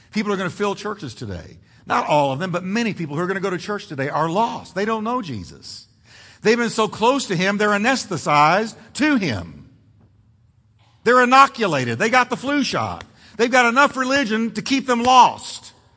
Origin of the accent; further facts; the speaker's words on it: United States; I grew up in America